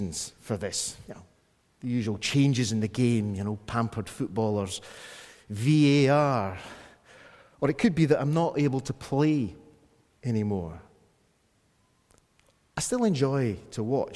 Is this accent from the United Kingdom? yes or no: yes; Scotland, United Kingdom; me being a Scot